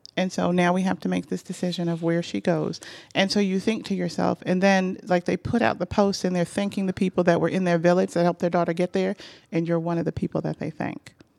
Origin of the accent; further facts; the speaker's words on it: New York, United States; moved away as an adult; now in Atlanta, United States; I grew up in New York, and on my block, um, you know, everybody on our block knew everyone else